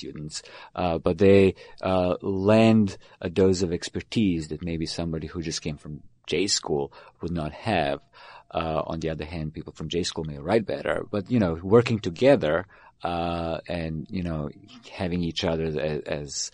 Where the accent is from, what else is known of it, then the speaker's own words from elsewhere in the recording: Belgrade, Serbia; moved away; I was born in Belgrade, which is now Serbia